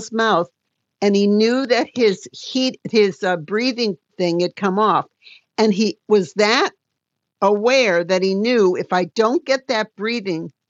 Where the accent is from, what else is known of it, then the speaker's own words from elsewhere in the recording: Detroit, Michigan, United States; I'm from Detroit and I'm Motown